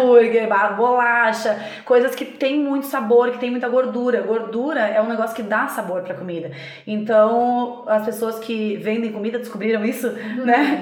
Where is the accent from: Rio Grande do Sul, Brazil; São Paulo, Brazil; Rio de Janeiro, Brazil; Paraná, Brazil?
Rio Grande do Sul, Brazil; eu sou gaúcha